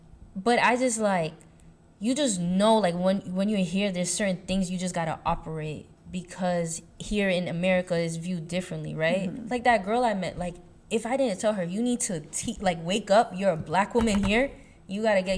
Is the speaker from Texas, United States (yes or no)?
no; New York, United States; moved away; I was born and raised in New York, but because New York is, like, where I am is so, like, Caribbean, I immediately will tell my friends back home I'm Haitian instead of saying, oh, I'm from New York.